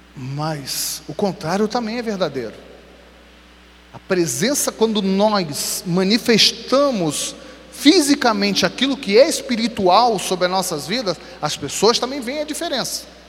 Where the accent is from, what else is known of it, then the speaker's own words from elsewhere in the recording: Rio de Janeiro, Brazil; sou carioca